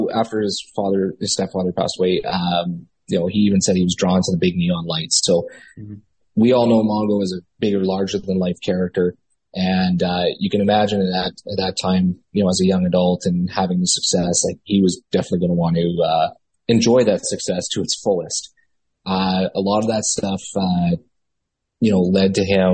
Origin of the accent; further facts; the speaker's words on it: Winnipeg, Manitoba, Canada; I'm from Winnipeg, Manitoba, Canada. We're literally the center of the country